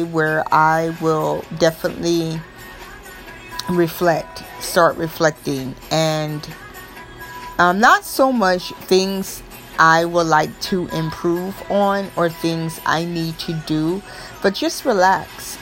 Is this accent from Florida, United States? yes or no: yes; Florida, United States; I am from Florida, as you all know, so it's nice all year long